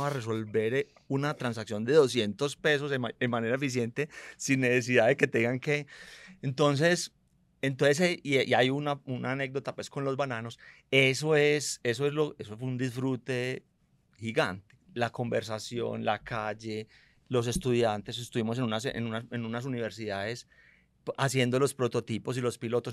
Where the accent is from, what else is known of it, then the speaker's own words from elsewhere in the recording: Medellín, Antioquia, Colombia; also born or lived in United States; yo nací en Medellín